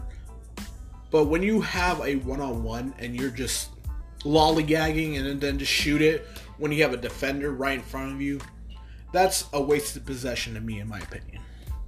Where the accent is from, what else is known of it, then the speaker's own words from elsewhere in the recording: Los Angeles, California, United States; moved away; I'm from the Los Angeles area